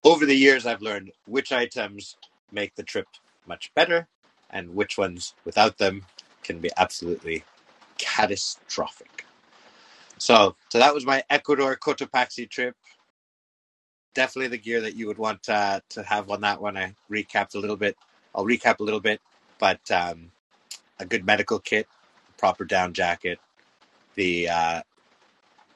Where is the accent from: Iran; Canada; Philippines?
Canada; I'm Canadian